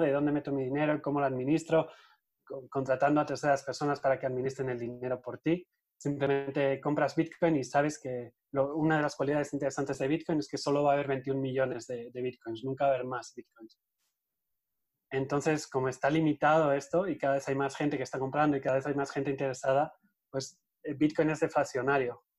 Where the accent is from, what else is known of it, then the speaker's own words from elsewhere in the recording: Eibar, Basque Country, Spain; moved away as an adult; also born or lived in Madrid, Spain; now in Mexico; Yo soy de Eibar, de un pueblito que está en el País Vasco, en el norte de España.